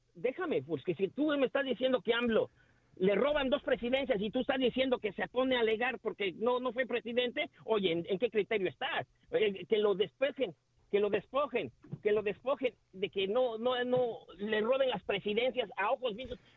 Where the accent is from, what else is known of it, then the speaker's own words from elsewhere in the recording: Mexico City, Mexico; nosotros los mexicanos, yo soy mexicano, chilango de corazón